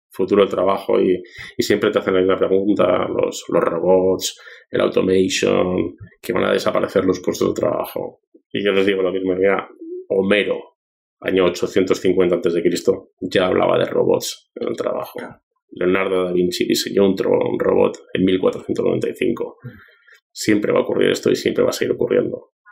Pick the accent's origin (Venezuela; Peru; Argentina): Peru; also born or lived in Spain; te digo como peruano y como español que soy, deberíamos dejar de ser tan envidiosos del éxito de los demás